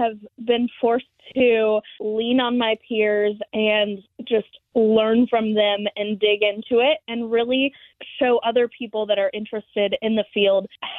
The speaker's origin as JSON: {"language": "English", "area": "DeSoto, outside of Katy", "region": "Texas", "country": "United States", "tie": "born or raised there", "said": "I grew up in a small town outside of Katy. It's called DeSoto"}